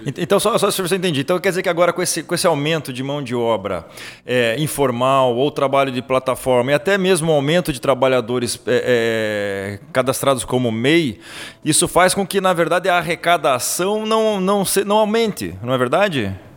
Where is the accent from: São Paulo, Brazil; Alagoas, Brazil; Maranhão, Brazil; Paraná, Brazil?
Paraná, Brazil; Curitiba; lá da capital das Araucárias, minha terra Curitiba